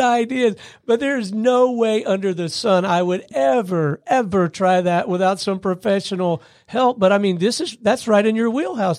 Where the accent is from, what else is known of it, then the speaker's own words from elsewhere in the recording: Gulf Coast, United States; I grew up on the Gulf Coast.